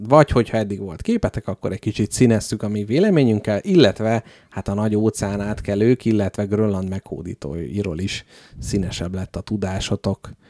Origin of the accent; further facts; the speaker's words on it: Hungary; magyar emberek vagyunk